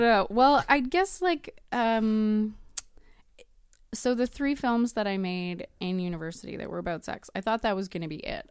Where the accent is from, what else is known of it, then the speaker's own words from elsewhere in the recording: Edmonton, Alberta, Canada; moved away as an adult; now in Vancouver, Canada; I'm originally from Edmonton, but I moved to Vancouver for film school, and I've been there thirteen years.